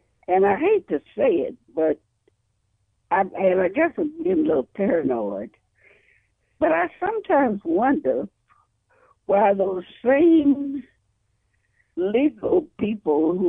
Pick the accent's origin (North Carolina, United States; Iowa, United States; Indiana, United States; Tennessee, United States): Tennessee, United States; South Fulton; moved away as an adult; now in Illinois, United States; I'm from South Fulton